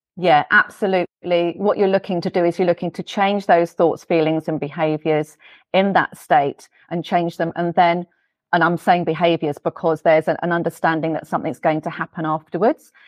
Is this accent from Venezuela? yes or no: no; England, United Kingdom; moved away; you might be able to hear from my accent. I'm from England. I'm from the U K.